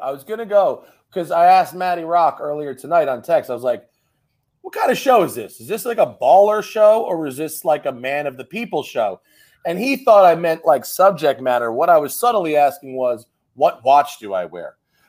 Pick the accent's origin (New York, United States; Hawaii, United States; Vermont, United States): New York, United States; Westchester County; also born or lived in Venice Beach, California; now in Los Angeles, United States; Well, I'm in Venice Beach, California, LA. But I grew up in Westchester County, New York.